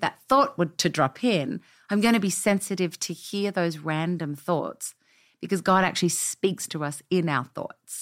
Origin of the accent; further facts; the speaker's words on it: Australia; moved away as an adult; now in Nashville, United States; we've been in America 10 years, as you can tell by my accent. I mm-hmm. was not born here. Uh, we came from Australia